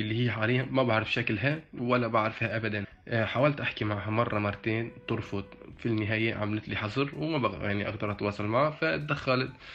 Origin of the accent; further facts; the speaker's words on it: Syria; now in Turkey; من سوريا عمري 24 سنة مقيم في تركيا